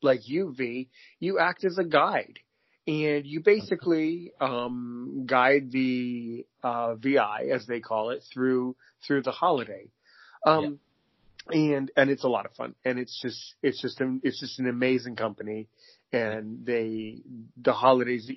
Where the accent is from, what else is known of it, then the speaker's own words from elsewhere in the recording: United States; I'm American.